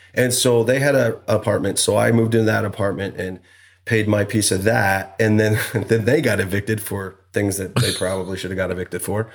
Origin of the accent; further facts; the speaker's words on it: Idaho, United States; also born or lived in Utah; we grew up in Idaho. Farm boy, you know, worked on the farms